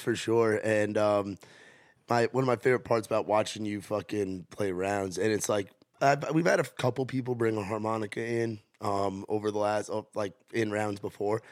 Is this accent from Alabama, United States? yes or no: yes; Alabama, United States; we're from Alabama